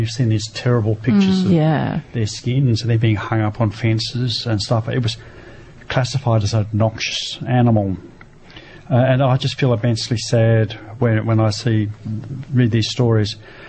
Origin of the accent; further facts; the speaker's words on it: Lord Howe Island, New South Wales, Australia; I'm from Lord Howe, and we have these birds, we have these plants, and they're ours, and I'm part of it.